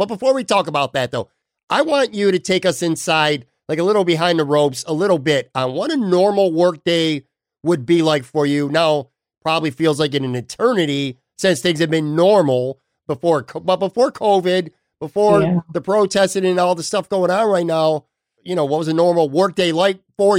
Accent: Buffalo, New York, United States; moved away as an adult; now in Florida, United States; I was born and raised in Buffalo and have lived there almost all my life.

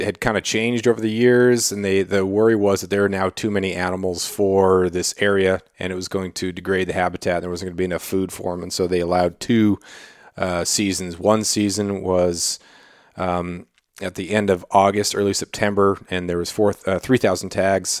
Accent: Klawock, Alaska, United States; also born or lived in Colorado; growing up in Cloac, this was in the, in the eighties, you know, being a, being a little kid

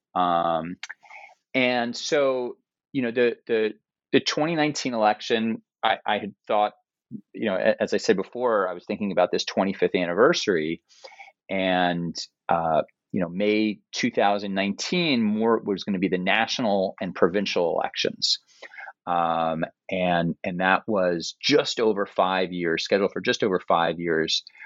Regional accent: New York City, New York, United States; moved away as an adult; also born or lived in Princeton, New Jersey; now in Cambridge, Massachusetts, United States; I grew up in New York City in the 1980s

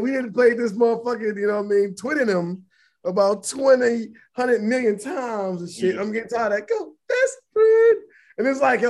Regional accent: Atlanta, Georgia, United States; They did it going to Atlanta. We're from Atlanta.

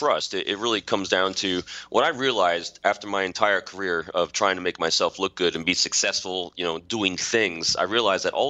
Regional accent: Putnam County, New York, United States; moved away as an adult; also born or lived in Manhattan, New York / Virginia Beach, Virginia; I was born in Manhattan, grew up in Putnam County. I'm a local guy.

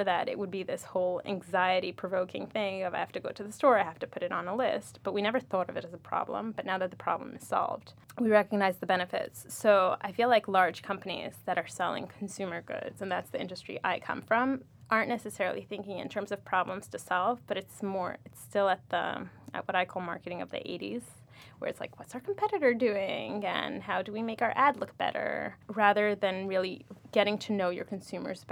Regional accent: Moscow, Russia; now in New York, United States; I grew up in Moscow, Russia.

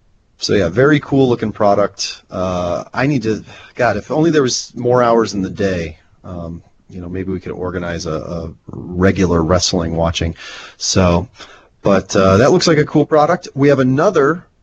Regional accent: Nebraska, United States; I'm from Nebraska.

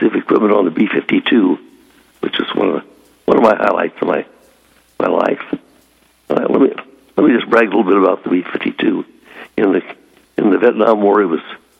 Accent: West Nebraska, United States; moved away as an adult; I'm currently running a restaurant and filler station in West Nebraska, my hometown

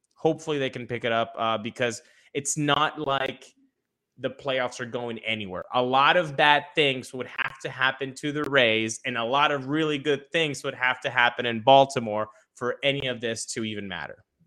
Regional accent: Venezuela; moved away; I was born in Venezuela, grew up in Venezuela

